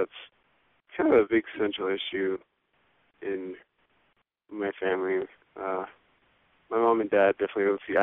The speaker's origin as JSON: {"language": "English", "town": "Dallas", "region": "Texas", "country": "United States", "moved": "yes", "said": "I'm from Dallas"}